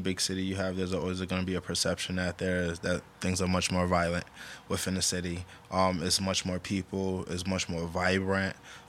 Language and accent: English; Providence, Rhode Island, United States; born or raised there